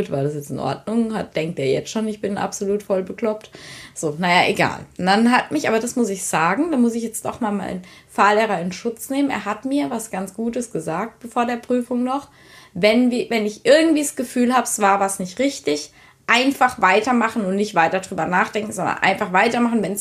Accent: Rhineland-Palatinate, Germany; accent: Palatinate German; ich rede hier jetzt hier Pfälzer Dialekt

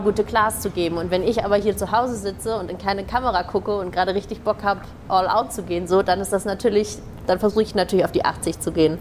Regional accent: Hamburg, Germany; ich komme aus Hamburg ursprünglich

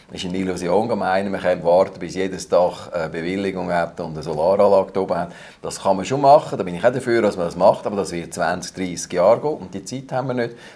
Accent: Glarus, Switzerland; Ich komme aus dem Glarnerland, ich kenne die Gegenden

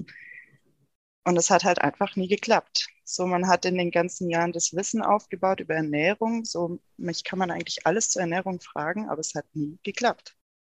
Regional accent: Rottweil, Baden-Württemberg, Germany; also born or lived in Konstanz; komme aus der Nähe vom Bodensee

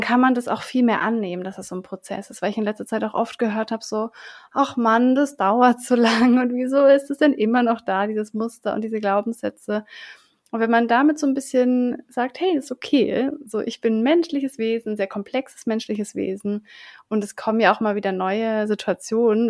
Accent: Southern Germany, Germany; ich bin ja in Süddeutschland auf dem Dorf aufgewachsen

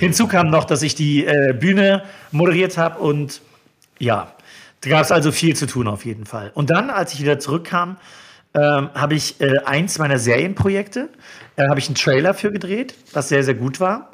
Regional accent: Neubrandenburg, Mecklenburg-Vorpommern, Germany; moved away as an adult; also born or lived in Schwerin / Hamburg; now in Berlin, Germany; in meiner Heimatstadt in Neubrandenburg

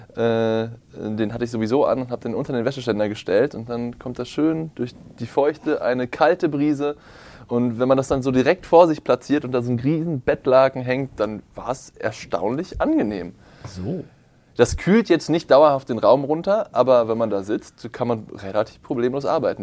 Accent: Potsdam, Brandenburg, Germany; ich bin zwar in Potsdam aufgewachsen

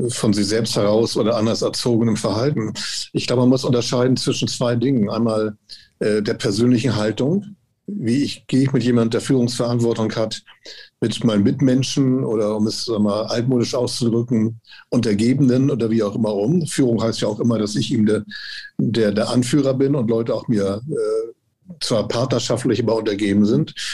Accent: Hamburg, Germany; born there; Also ich bin Jahrgang 55, äh, in Hamburg geboren, habe in Hamburg studiert

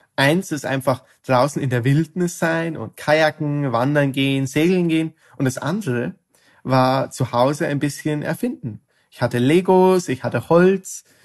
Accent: Ireland; moved away as an adult; now in Netherlands; Ich studiere Chemie in ähm, Holland, aber ich komme ursprünglich aus Irland

